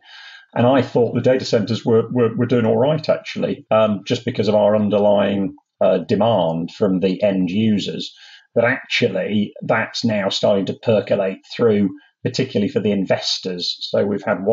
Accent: Sheffield, Yorkshire and the Humber, United Kingdom; I was born in Yorkshire, which is one of the counties of England, in a place called Sheffield

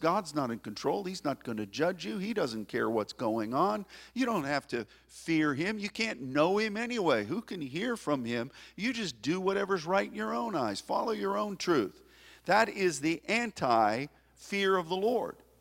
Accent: United States; as an American

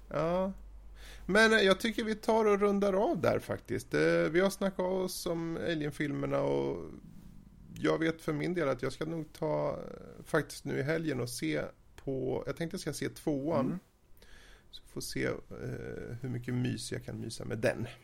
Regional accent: Sweden; jag är svensk

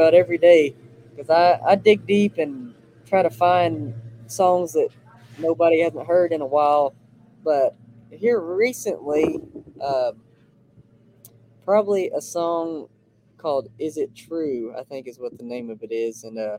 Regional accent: Fort Worth, Texas, United States; born or raised there; also born or lived in Crowley, Texas

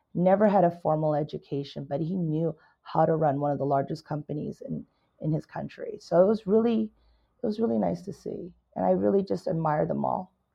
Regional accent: California, United States; also born or lived in Canada; I am a Canadian immigrant, Chinese Canadian immigrant, came to America when I was nine years old. Basically, a California girl

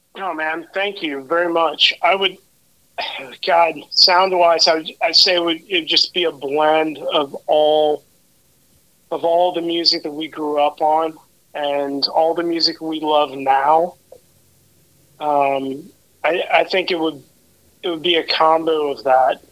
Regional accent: Oklahoma, United States; now in Dallas, United States; my friend John Snodgrass, that I grew up with in Oklahoma

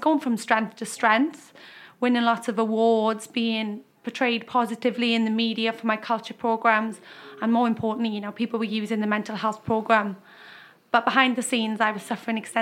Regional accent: Wales, United Kingdom; moved away as an adult; now in Australia; I'm from Wales, as you just mentioned. Came to Australia in 2013

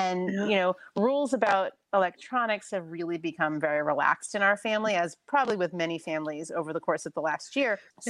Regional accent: Florida, United States; moved away as an adult; now in New York, United States; I grew up in Florida and my parents still live in South Florida

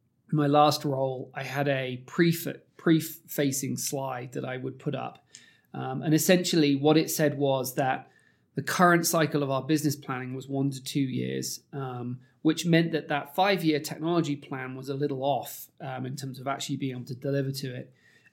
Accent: United Kingdom; accent: British; you probably can tell from my accent, I'm slightly biased towards British media

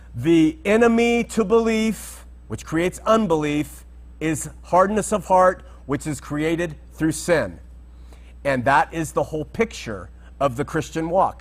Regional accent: Southern California, United States; growing up in Southern California

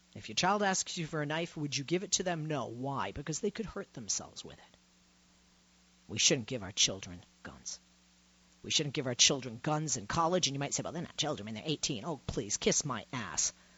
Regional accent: Massachusetts, United States; moved away; I'm from Massachusetts originally

